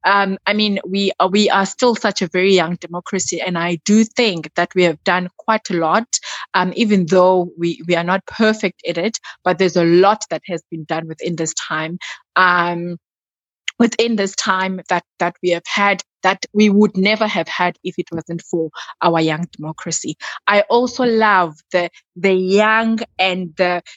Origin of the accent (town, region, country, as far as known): South Africa